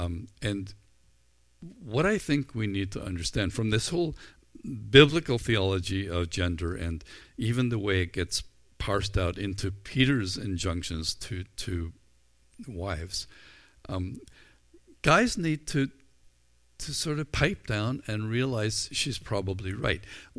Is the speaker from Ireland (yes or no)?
yes; Ireland; I think I came by it honestly. I'm Irish. I'm a guy. I had red hair.